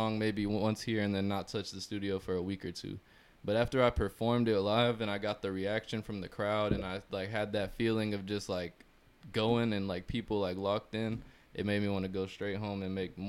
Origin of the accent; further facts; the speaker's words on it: Florida, United States; if I'm from Florida